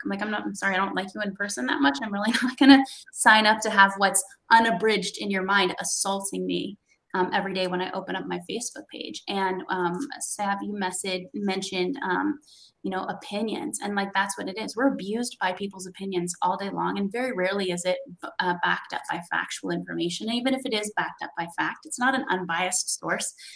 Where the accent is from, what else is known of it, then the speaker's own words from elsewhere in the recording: West Coast, United States; moved away; I came from the West Coast, not the East Coast.